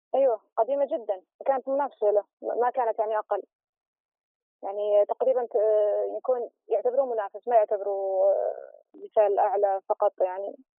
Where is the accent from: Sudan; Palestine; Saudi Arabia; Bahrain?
Saudi Arabia; احنا عندنا في السعوديه